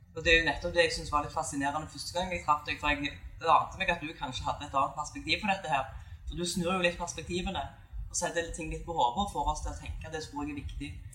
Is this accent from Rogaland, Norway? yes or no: yes; Bryne, Rogaland, Norway; moved away; har tatt meg en tur til hjembyen min Bryne